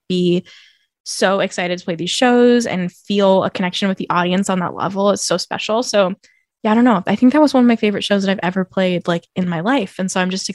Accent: California, United States; where I grew up in California

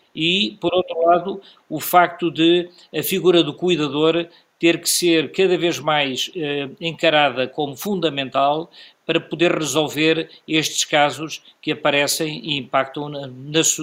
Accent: Beira, Sofala, Mozambique; now in Portugal; enquanto beirense, nascido em Moçambique

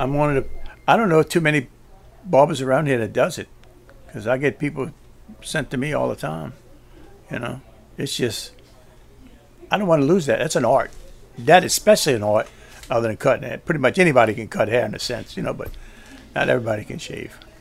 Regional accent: New Orleans, Louisiana, United States; also born or lived in Gretna, Louisiana / Terrytown, Louisiana; in the Irish Channel, and I grew up and went to grade school there and high school, Redemptorist High School

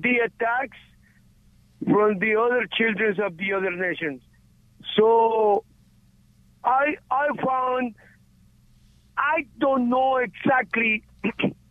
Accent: Guatemala; moved away; I am from Guatemala

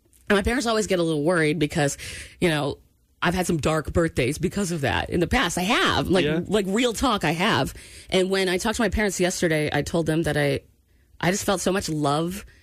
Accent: Maine, United States; I grew up in Maine

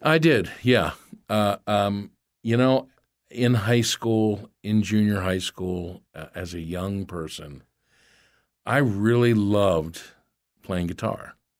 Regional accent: Philadelphia, Pennsylvania, United States; moved away as an adult; also born or lived in Los Angeles; growing up in Philadelphia was a certain flavor

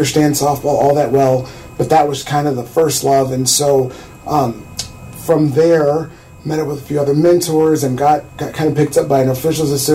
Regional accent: central Illinois, United States; I grew up here.

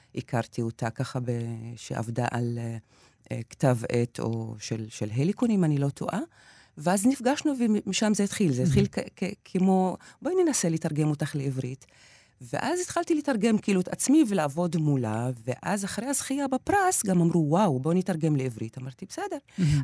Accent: near Haifa, Haifa District, Israel; בתור ילדה בדואית שמגיעה מהכפר כל בוקר לבית הספר ה- של האליטה של חיפה

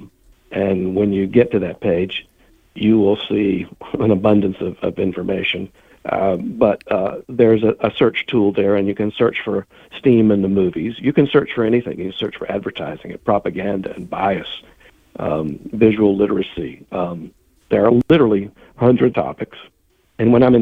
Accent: Columbia, United States; I grew up in Columbia as a member of the Jewish community

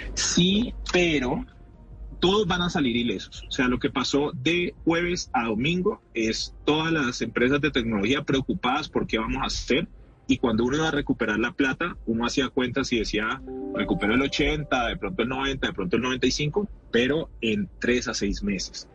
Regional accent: Colombia; como latinoamericano

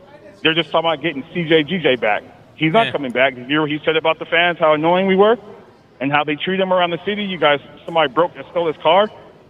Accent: California, United States; I'm from California

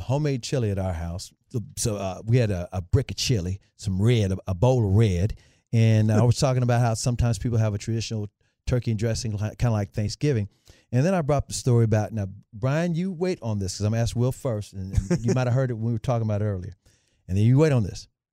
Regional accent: Memphis, Tennessee, United States; I love Memphis. I grew up in Memphis

